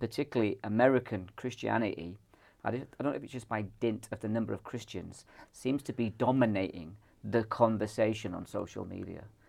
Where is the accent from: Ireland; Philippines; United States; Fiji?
Ireland; now in Scotland, United Kingdom; I'm from the Republic of Ireland